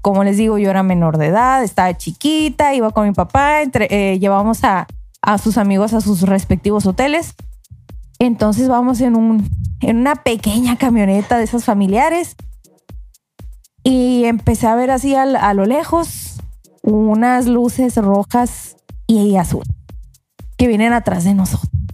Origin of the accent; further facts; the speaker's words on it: Mexico; como buen mexicano